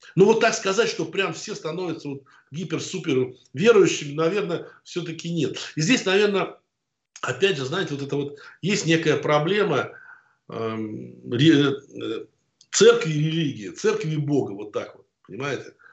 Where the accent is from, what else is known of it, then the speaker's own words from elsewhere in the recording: Moscow, Russia; also born or lived in Oryol / Chechnya; ни к Москве, в которой я родился, там, ни в Орле, в котором я учился